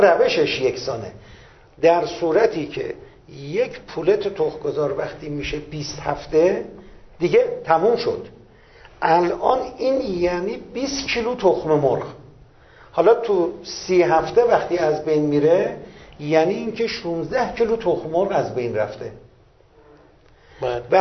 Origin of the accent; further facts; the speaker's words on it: Iran; من سهم خودم به عنوان یک ایرانی